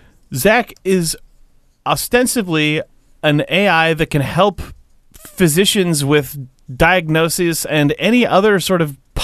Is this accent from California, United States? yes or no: yes; Petaluma, California, United States; Tom Waits lives in my hometown, which is my, like... Really? Petaluma? Yeah.